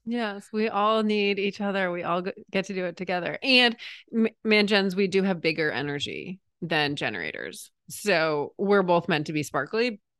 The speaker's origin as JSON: {"language": "English", "region": "New England", "country": "United States", "tie": "born or raised there", "moved": "yes", "said": "growing up in New England"}